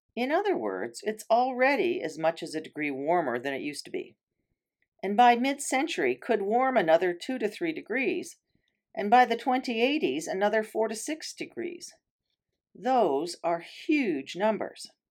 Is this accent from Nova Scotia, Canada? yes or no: no; Canoe Lake, Algonquin Park, Ontario, Canada; I grew up on Canoe Lake